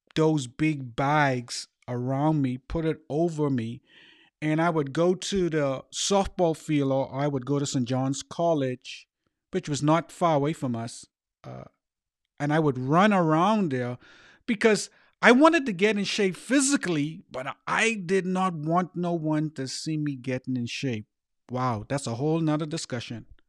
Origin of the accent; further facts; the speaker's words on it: Bahamas; growing up in the Bahamas